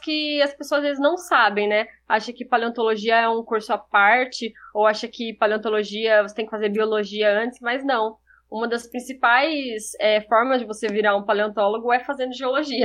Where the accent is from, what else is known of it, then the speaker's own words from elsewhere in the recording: São José do Rio Preto, São Paulo, Brazil; also born or lived in Rio Claro; eu sou de São José do Rio Preto